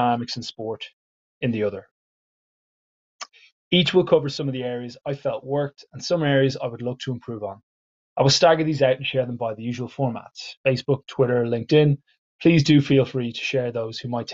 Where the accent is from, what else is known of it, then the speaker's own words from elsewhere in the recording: Ireland; I am an Irish English teacher